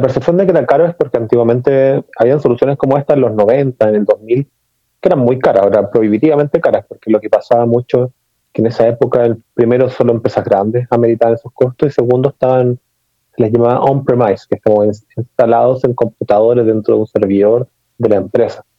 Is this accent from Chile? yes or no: yes; Chile; mi acento se notará que no soy mexicano, sino que nací en Chile.